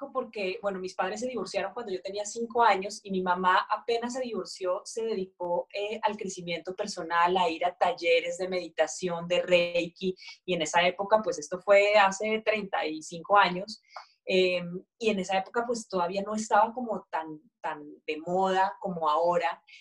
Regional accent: Mexico; Nos íbamos a, pues esto en México, ¿no? Yo soy mexicana, aunque el acento no sé

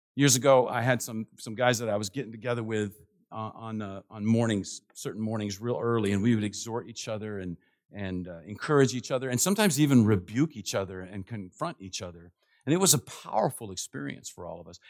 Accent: Washington, District of Columbia, United States; I'm from Washington, D C, and it's, goes strong in my blood

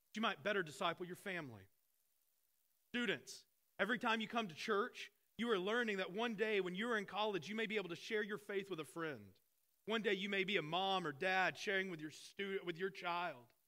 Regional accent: Arkansas, United States; I grew up in Arkansas

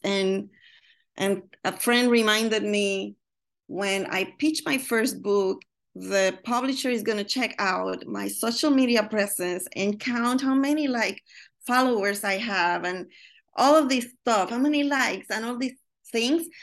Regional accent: Puerto Rico; now in Chicago, United States; I'm from Puerto Rico

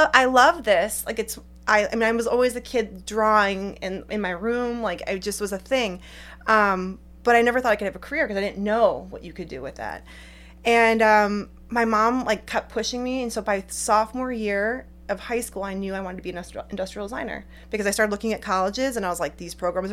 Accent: Cleveland, Ohio, United States; I'm from Ohio originally, the Cleveland area

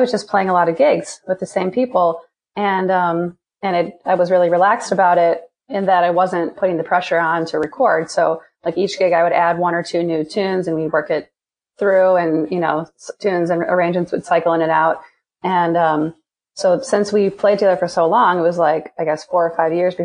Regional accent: Green Bay, Wisconsin, United States; moved away as an adult; also born or lived in Kalamazoo, Michigan / Boston, Massachusetts; now in New York, United States; I'm from Wisconsin and Green Bay

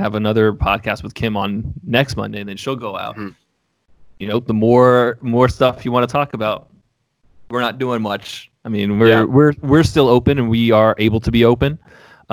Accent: Atlanta, Georgia, United States; moved away; I grew up in Atlanta.

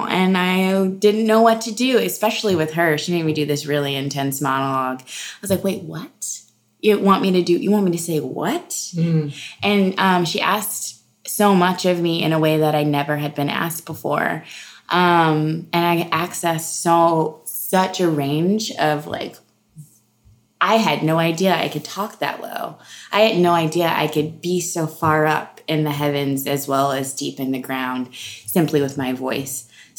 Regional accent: the South, United States; Mind you, my mom's in the audience, and I'm from the South

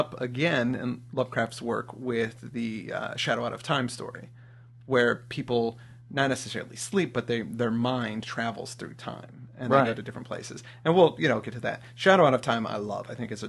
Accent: Midwest, United States; moved away; also born or lived in Los Angeles / Santa Monica / Pittsburgh; my hometown, which right, are, you know, the Quad Cities.

